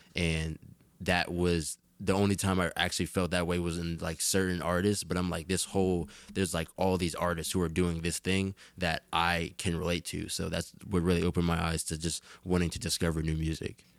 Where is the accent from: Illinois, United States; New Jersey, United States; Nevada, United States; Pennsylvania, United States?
New Jersey, United States; Jersey City; I am from Jersey City